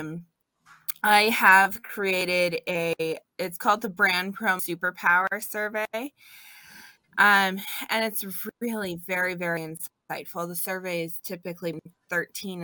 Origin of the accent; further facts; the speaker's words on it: California, United States; moved away as an adult; now in Washington, United States; I was born and raised in California